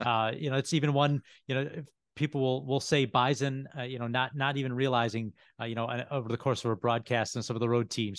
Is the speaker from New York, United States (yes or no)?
yes; Buffalo, New York, United States; also born or lived in Syracuse; I'm born and raised in Buffalo